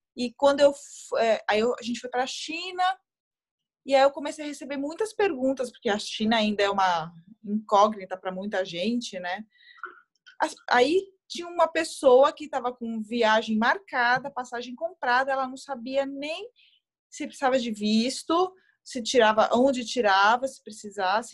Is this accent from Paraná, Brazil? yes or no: no; Guarulhos, São Paulo, Brazil; now in São Paulo, Brazil; sou natural de Guarulhos, mas hoje eu moro em, em São Paulo